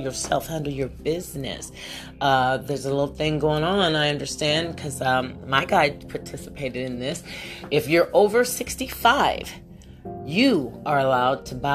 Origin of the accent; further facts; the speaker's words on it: West Virginia, United States; moved away; also born or lived in Ohio; I'm from Ohio. I don't know why I say this, because I was brought up prior to Ohio. We were lived in West Virginia